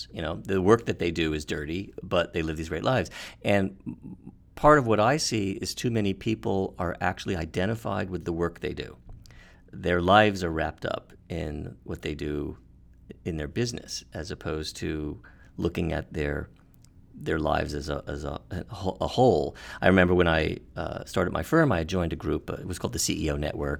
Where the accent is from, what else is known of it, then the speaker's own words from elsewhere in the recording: United States; also born or lived in California; being an American and living in the United States